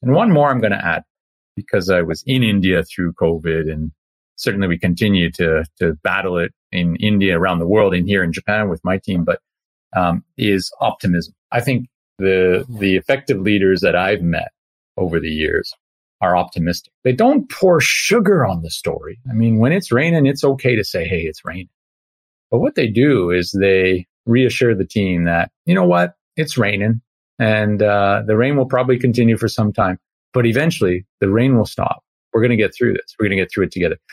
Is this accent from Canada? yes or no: yes; Canada; an ice hockey player growing up in Canada